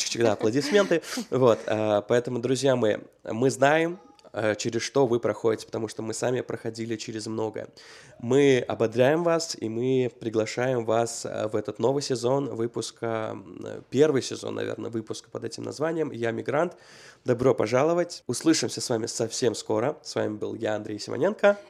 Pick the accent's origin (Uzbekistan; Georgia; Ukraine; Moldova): Uzbekistan; moved away as an adult; also born or lived in Russia; now in United States; 18 лет, когда я из Узбекистана переехал в Россию.